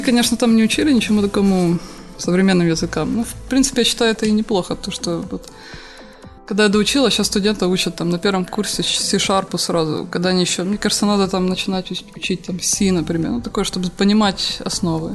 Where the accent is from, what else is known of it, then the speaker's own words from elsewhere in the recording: Horishni Plavni, Poltava Oblast, Ukraine; В Комсомольске, да, где, откуда я родом